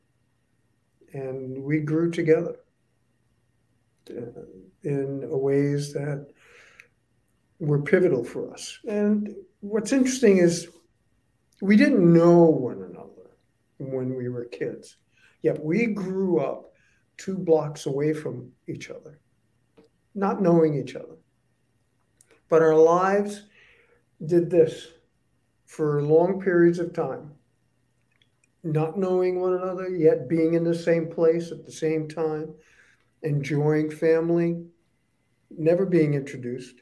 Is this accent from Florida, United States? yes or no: no; Rhode Island, United States; I'm from Rhode Island, the Northeast. It's a small state. I grew up in the restaurant business